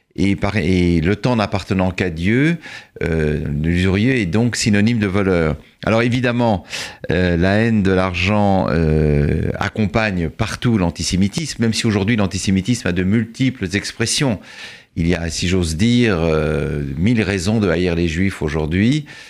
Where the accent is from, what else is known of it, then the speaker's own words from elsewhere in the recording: France; en tant que Français